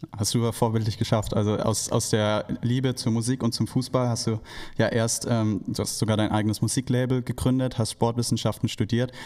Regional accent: Heidenheim, Baden-Württemberg, Germany; ich komme nämlich aus Heidenheim

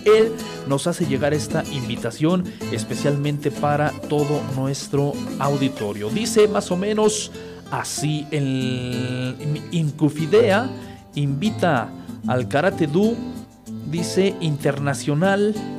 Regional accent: Acambay, State of Mexico, Mexico; desde esta tierra acambayense, mi pueblito querido que eh, me vio nacer.

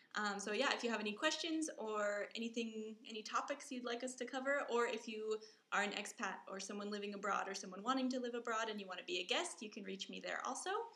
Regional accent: Colorado, United States; moved away as an adult; now in Taiwan; I'm from Colorado, which is also like very beautiful and spacious and open and huge

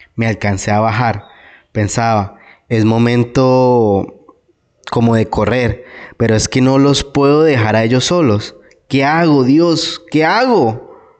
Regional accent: Cesar, Colombia; moved away as an adult; also born or lived in Bogotá; salirme nuevamente de mi tierra

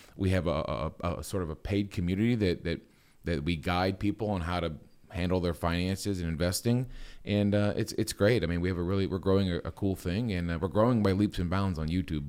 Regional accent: Copley, Ohio, United States; also born or lived in Wooster, Ohio; I was born, uh, in Copley, Akron area. I love this area. Uh, I went to high school in this area, Walsh Jesuit

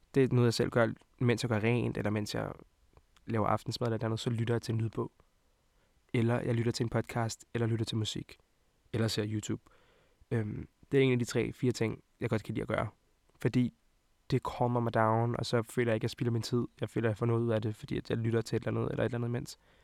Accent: Hvidovre, Capital Region of Denmark, Denmark; also born or lived in Montenegro; Jeg kommer fra Montenegro af og fra Hvidovre af

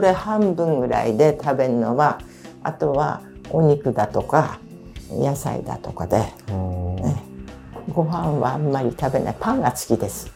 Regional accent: Fujishiro, Ibaraki, Japan; 私の実家が藤代町の宮和田っていうとこ

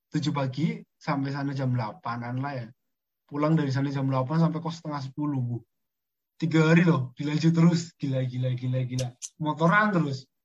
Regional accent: Central Java, Indonesia; Borobudur Marathon adalah suatu momen kebanggaan untuk rakyat Jawa Tengah ya saya sebagai warga Jawa Tengah turut bangga

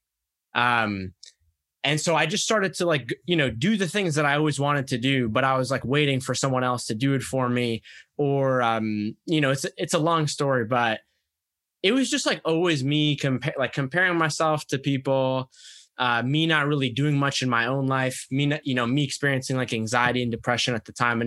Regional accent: United States; my parents had come to America basically about a year before I was born from Egypt

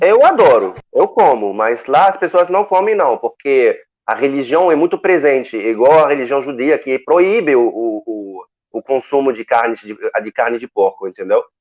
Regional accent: Morocco; Portuguese is a second language; also born or lived in Lille, France; now in Rio de Janeiro, Brazil; eu sou marroquino

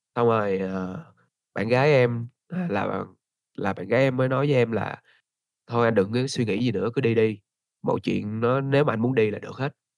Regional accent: Ho Chi Minh City, Vietnam; moved away as an adult; now in Da Lat, Vietnam; mình là người Đà Lạt đến từ Sài Gòn

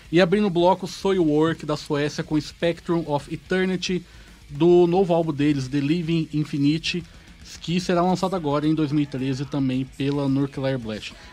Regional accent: São Paulo, Brazil; Eu sou de São Paulo.

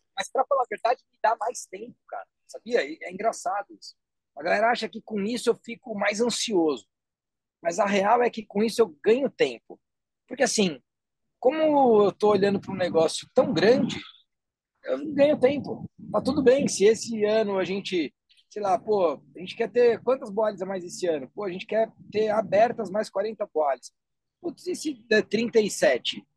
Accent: Guarulhos, São Paulo, Brazil; moved away as an adult; also born or lived in Silicon Valley; na cidade de Guarulhos, que é a minha cidade natal.

